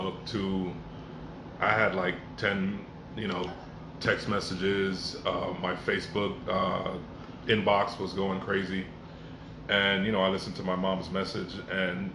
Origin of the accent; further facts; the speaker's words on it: Miami, Florida, United States; also born or lived in Jamaica / Carol City; Originally from Jamaica, but I grew up in Miami, so I've been here most of my life